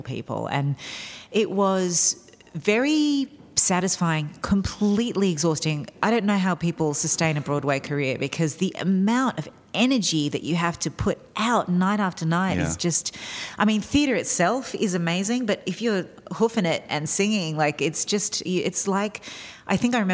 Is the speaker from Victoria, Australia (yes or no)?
no; outside of Sydney, New South Wales, Australia; moved away as an adult; also born or lived in New York; I grew up outside of Sydney